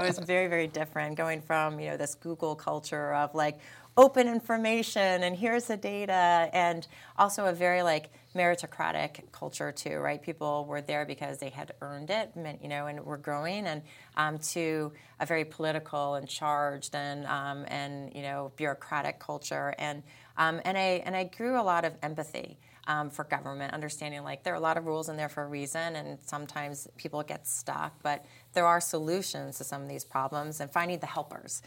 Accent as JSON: {"language": "English", "town": "Peekskill", "region": "New York", "country": "United States", "tie": "born or raised there", "moved": "yes", "said": "I'm from Peekskill, New York."}